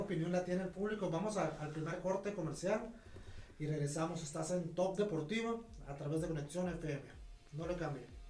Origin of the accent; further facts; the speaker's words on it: Mexico; Soy mexicano y orgulloso de serlo